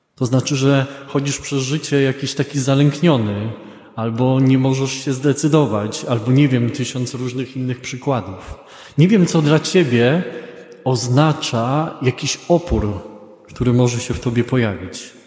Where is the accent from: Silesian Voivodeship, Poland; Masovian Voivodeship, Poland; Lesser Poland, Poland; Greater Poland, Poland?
Greater Poland, Poland; ja jestem z Wielkopolski